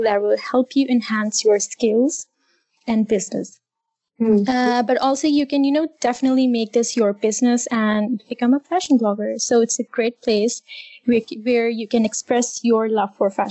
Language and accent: English; Islamabad, Islamabad Capital Territory, Pakistan; I am from Islamabad, Pakistan.